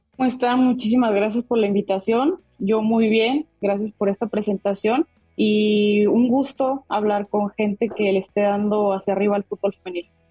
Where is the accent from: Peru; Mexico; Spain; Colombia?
Mexico; como mexicanos estamos muy acostumbrados a que nosotros resolvemos nuestras cosas solos